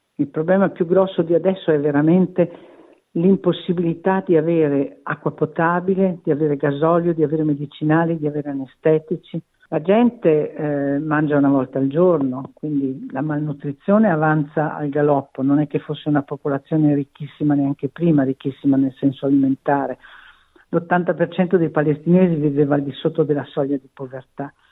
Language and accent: Italian; Verona, Veneto, Italy; io sono di Verona